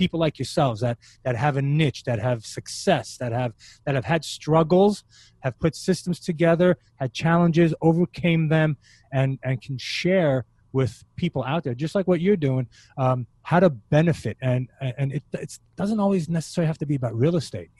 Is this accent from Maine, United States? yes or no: no; New York City, New York, United States; moved away as an adult; also born or lived in Israel; now in Florida, United States; I grew up in New York City.